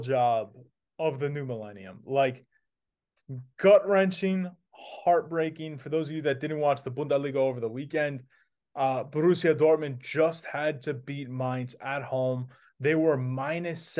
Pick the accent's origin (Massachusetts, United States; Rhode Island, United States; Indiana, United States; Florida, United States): Massachusetts, United States; Boston; I grew up watching it in Boston